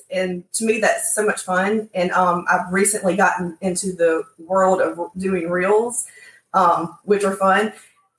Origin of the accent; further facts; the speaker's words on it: Helena, Alabama, United States; that's my hometown